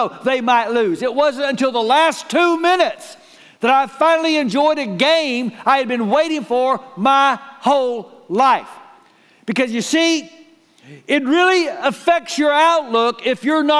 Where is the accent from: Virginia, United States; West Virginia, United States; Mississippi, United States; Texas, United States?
Texas, United States; Waco; I was born in Waco.